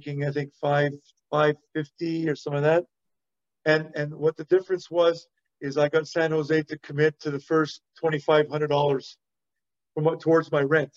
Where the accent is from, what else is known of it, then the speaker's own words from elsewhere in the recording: Montreal, Quebec, Canada; growing up in Montreal, I learned how to speak French really well.